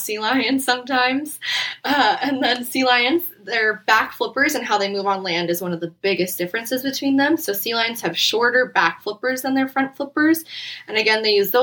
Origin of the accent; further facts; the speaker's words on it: Fairbanks, Alaska, United States; now in Phoenix, United States; growing up in Alaska